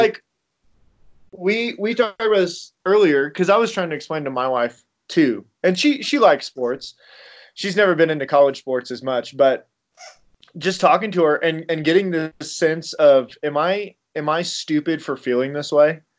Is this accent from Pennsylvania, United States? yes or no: no; Illinois, United States; I am from Illinois, so I'm a big Illinois fan